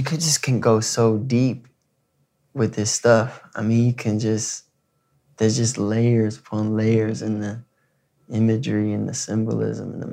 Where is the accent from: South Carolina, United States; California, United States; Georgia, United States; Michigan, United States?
Michigan, United States; In high school, growing up in Michigan